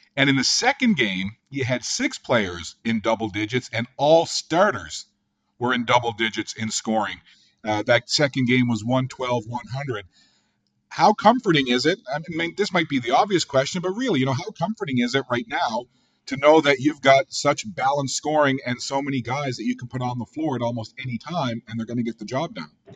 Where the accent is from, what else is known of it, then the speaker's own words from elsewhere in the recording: Newfoundland and Labrador, Canada; accent: Newfoundland; I'm originally from Newfoundland and Labrador